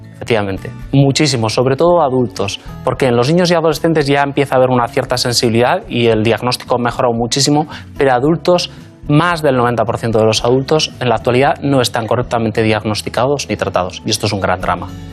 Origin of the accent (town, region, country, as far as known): Basque Country, Spain; born or raised there; moved away as an adult; also born or lived in Madrid / London